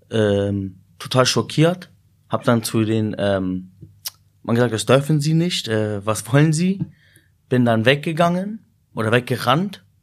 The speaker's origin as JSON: {"language": "German", "town": "Peine", "region": "Lower Saxony", "country": "Germany", "tie": "born there", "said": "meine Eltern kommen aus Syrien. Ich bin in Deutschland geboren, also in Peine."}